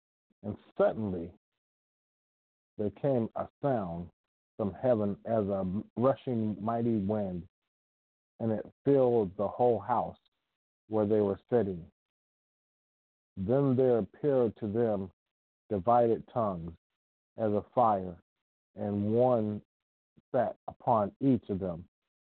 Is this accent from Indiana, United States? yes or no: no; Ohio, United States; first language English; I was born here in the United States, in the state of Ohio. So my first language is English. I speak some Spanish, but I grew up knowing English. It's my first language. Spanish, I had to learn.